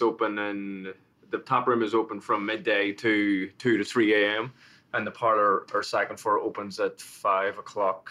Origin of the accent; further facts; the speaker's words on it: Belfast, Northern Ireland, United Kingdom; moved away as an adult; also born or lived in Manhattan, New York; now in Paramus, United States; I was born in, uh, in Belfast and in, in North Belfast. And that was during the time of the, the troubles and the, the sort of the civil conflict.